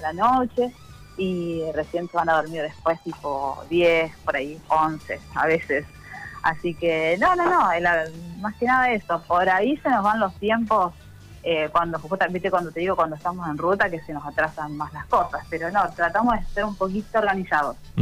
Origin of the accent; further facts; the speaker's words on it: Santa Fe, Argentina; moved away as an adult; somos de Santa Fe